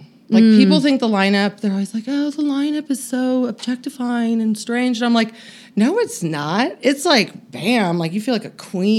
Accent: Northern California, United States; moved away; I grew up in Northern California, so we didn't get a lot of snow in the valley.

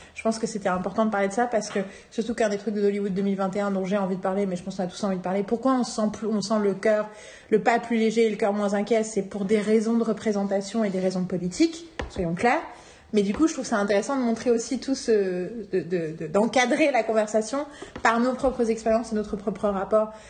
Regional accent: Paris, Île-de-France, France; je suis parisienne, parisienne

